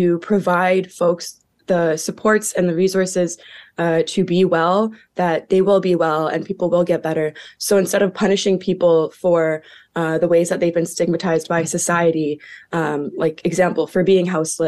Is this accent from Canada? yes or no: yes; Hamilton, Ontario, Canada; also born or lived in Six Nations; I'm actually Mohawk from Six Nations, born and raised in Hamilton, Ontario